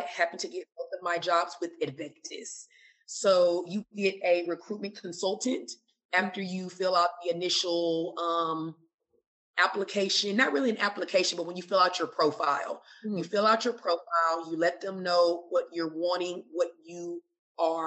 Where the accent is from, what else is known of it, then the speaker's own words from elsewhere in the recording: United States; moved away as an adult; also born or lived in Kuwait; now in Abu Dhabi, United Arab Emirates; I'm from America